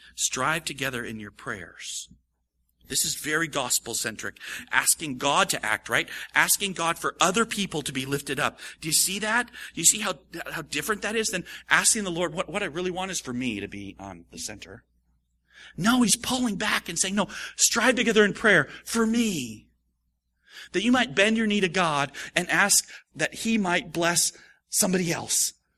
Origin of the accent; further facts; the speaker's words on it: United States; how I grew up, how we grew up in America.